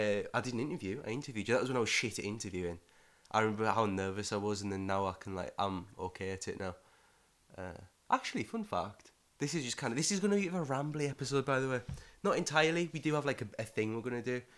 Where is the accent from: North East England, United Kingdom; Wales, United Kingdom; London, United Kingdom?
North East England, United Kingdom; Middlesbrough; now in Glasgow, United Kingdom; I'm from Middlesbrough